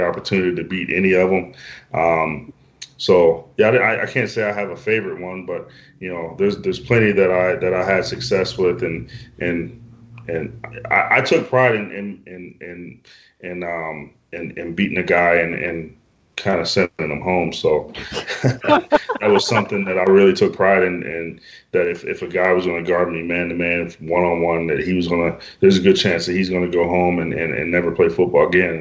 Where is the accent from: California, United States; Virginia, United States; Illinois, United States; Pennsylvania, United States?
Pennsylvania, United States; Western; moved away as an adult; also born or lived in British Columbia, Canada / Maryland; now in Alberta, Canada; where I'm from um, in Western Pennsylvania